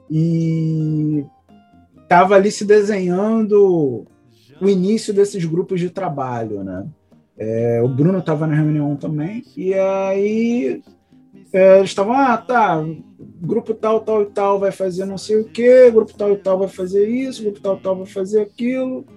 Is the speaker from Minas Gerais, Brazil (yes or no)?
no; Rio de Janeiro, Brazil; eu sou aqui do Rio de Janeiro